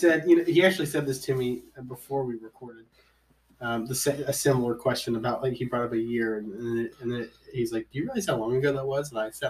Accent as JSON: {"language": "English", "area": "outside of Cincinnati", "region": "Ohio", "country": "United States", "tie": "born or raised there", "said": "We grew up in outside of Cincinnati"}